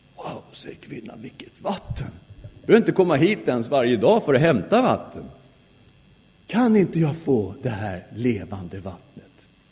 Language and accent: Swedish; Sweden; Jag är svensk därför att jag har svenska föräldrar